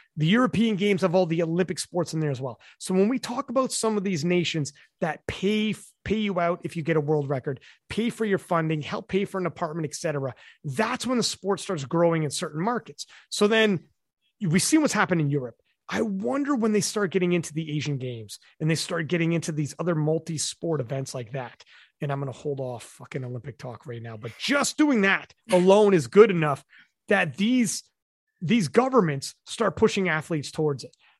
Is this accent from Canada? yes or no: yes; Canada; I'm Canadian